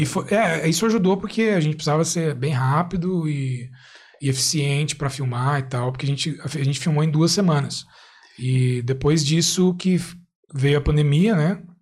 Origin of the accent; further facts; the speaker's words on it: Brazil; moved away as an adult; now in Ireland; eu aprendi inglês desde criança no, no Brasil